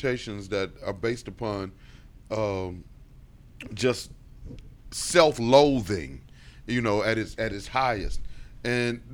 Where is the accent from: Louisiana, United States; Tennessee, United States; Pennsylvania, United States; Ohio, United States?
Tennessee, United States; Memphis; moved away; also born or lived in Arkansas / Chicago; I grew up in Memphis in the Baptist church scene.